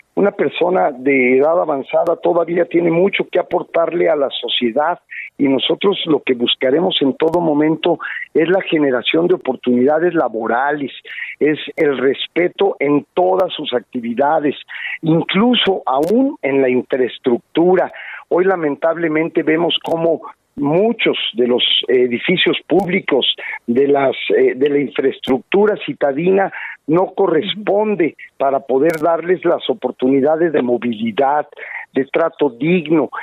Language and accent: Spanish; San Luis Potosí, Mexico; los potosinos